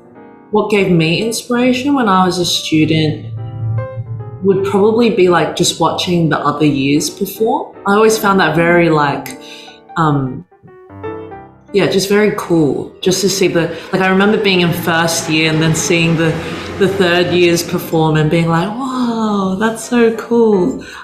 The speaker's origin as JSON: {"language": "English", "town": "Sydney", "region": "New South Wales", "country": "Australia", "tie": "born or raised there", "also_born_or_lived": "Auckland, New Zealand", "said": "So I was born in Auckland in Green Lane Hospital, which sounds so New Zealand, doesn't it? So I was born there. My parents immigrated there first and then made their way over to Australia when I was three."}